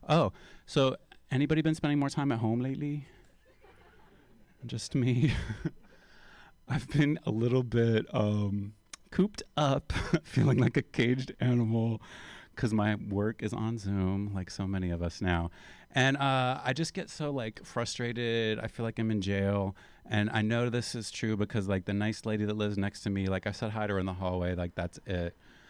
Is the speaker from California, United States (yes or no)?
no; West Virginia, United States; moved away as an adult; now in San Francisco, United States; So I brought this coat with me when I moved from West Virginia in 1995. I've been here a long ass time. Probably most of you weren't even born. So I moved out here. America's favorite Appalachian gay dad.